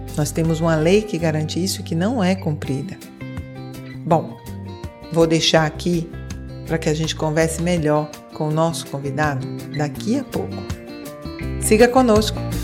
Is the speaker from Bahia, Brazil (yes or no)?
yes; Bahia, Brazil; now in Portugal; Eu sou da Bahia, estou aqui em Portugal, mas sou da Bahia